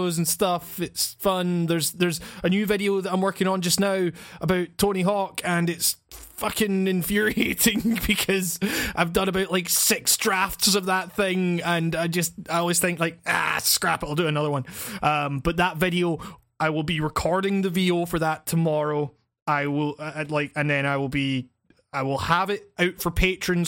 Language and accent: English; Scotland, United Kingdom; Scotland, you know, us filthy jocks, as the English like to call us